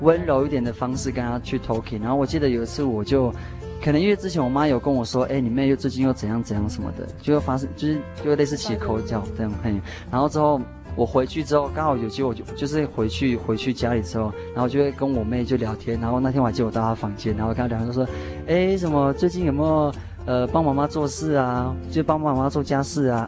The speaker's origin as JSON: {"language": "Chinese", "region": "Taoyuan", "country": "Taiwan", "tie": "born or raised there", "also_born_or_lived": "Taitung (family origin, Amis) / Pingtung (university)", "moved": "as an adult", "lives_now": "Pingtung, Taiwan", "said": "我算是很小，就在北部长大"}